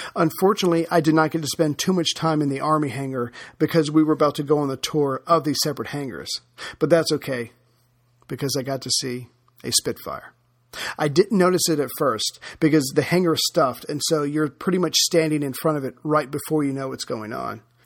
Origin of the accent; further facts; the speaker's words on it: United States; as an American